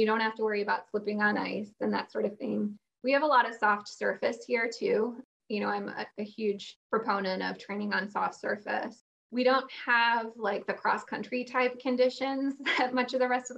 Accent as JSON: {"language": "English", "area": "Chicago suburbs", "region": "Illinois", "country": "United States", "tie": "born or raised there", "moved": "yes", "lives_now": "Phoenix, United States", "said": "I grew up in the Chicago suburbs"}